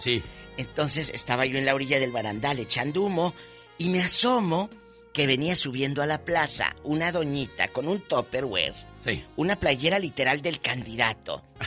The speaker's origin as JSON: {"language": "Spanish", "town": "Matamoros", "region": "Tamaulipas", "country": "Mexico", "moved": "yes", "said": "en mi tierra, Matamoros, Tamaulipas"}